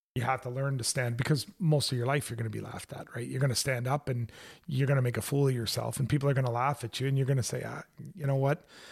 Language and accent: English; Canada; also born or lived in Hawkesbury, Ontario